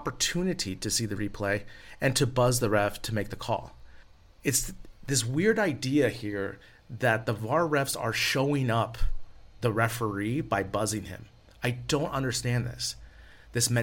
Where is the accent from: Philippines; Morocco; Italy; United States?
United States; San Francisco Bay Area, California; I'm from San Francisco Bay Area